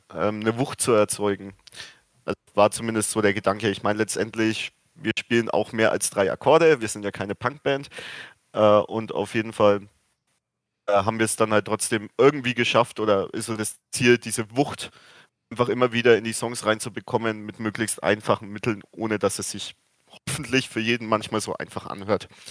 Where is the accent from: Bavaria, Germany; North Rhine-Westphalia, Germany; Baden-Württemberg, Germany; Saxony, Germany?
Bavaria, Germany; Fürth; Ich wohne tatsächlich in Fürth und bin gebürtiger Fürther